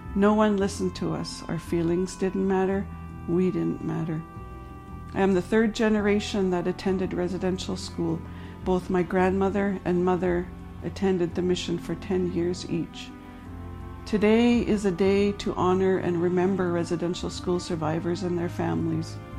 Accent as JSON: {"language": "English", "area": "Dog Creek Reserve, near Williams Lake, BC", "region": "British Columbia", "country": "Canada", "tie": "born or raised there", "said": "I grew up with my granny on the Dog Creek Reserve until I was ten."}